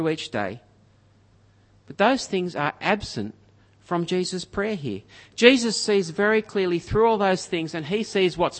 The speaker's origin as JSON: {"language": "English", "town": "Griffith", "region": "New South Wales", "country": "Australia", "tie": "born or raised there", "moved": "yes", "said": "where I grew up in Griffith"}